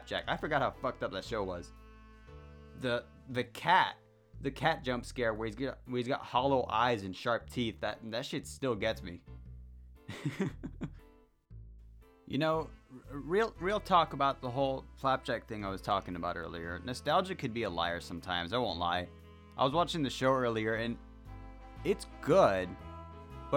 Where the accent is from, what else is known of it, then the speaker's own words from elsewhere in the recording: Mexico; accent: heavy accent; Sorry for my heavy accent, I guess. I just happen to be Mexican.